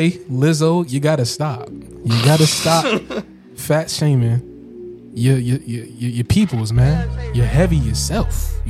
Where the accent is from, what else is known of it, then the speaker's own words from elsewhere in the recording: Jamaica; that's why I love being Jamaican, man.